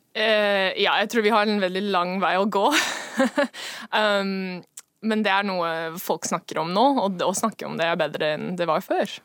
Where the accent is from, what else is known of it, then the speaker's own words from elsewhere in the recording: Seattle, Washington, United States; Norwegian is a second language; moved away as an adult; now in Norway; Jeg kommer fra USA, Washington, Seattle.